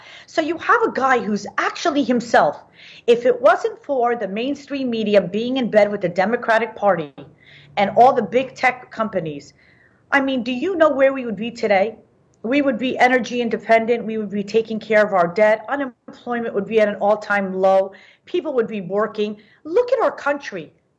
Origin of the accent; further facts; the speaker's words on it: Cherry Hill, New Jersey, United States; also born or lived in Israel; I was born in Israel during the Six-Day War, and I grew up in Cherry Hill, New Jersey.